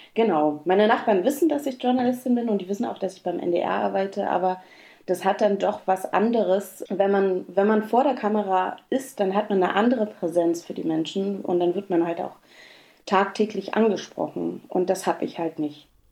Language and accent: German; Berlin, Germany; moved away; groß geworden bin ich in Berlin in Ostberlin, im Prenzlauer Berg